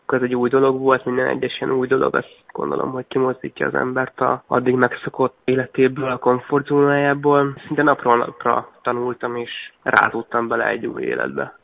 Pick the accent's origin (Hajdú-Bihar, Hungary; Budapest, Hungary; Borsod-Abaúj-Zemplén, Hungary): Borsod-Abaúj-Zemplén, Hungary; Miskolc; Miskolcon ugye, én Miskolci születésű vagyok, és a Csorbatavon, Miskolci Csorbatavon edzettünk.